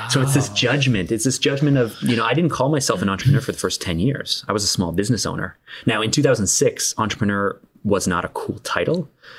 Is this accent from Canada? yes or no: yes; Canada; being Canadian